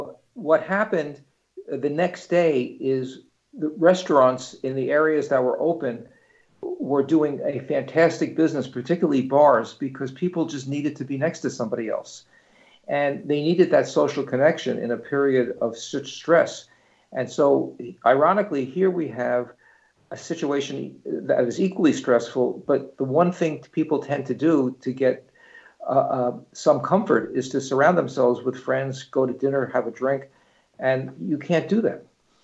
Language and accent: English; New York, United States; accent: New York; I just wanted to get rid of my New York accent.